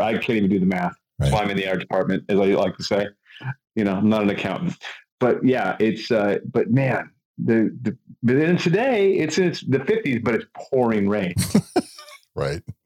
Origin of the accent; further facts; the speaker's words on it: California, United States; I'm from California